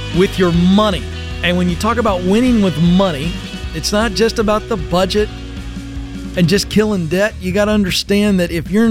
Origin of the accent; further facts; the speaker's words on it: Virginia, United States; I'm from Virginia